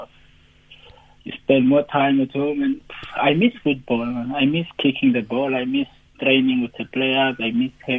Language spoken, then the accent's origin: English; Cape Town, Western Cape, South Africa; moved away as an adult; also born or lived in Belgium; now in Iran; we're both from Khayelitsha.